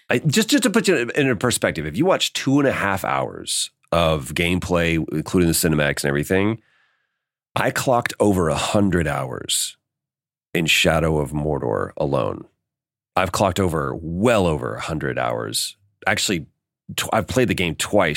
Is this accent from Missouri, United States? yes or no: no; Dallas, Texas, United States; moved away as an adult; now in Los Angeles, United States; we're both from Texas. We both um, uh, grew up in Dallas and we moved out to LA within weeks of each other.